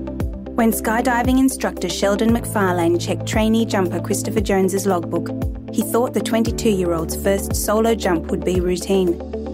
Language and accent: English; Namibia; also born or lived in Zimbabwe; I was born in Zimbabwe and grew up in Namibia.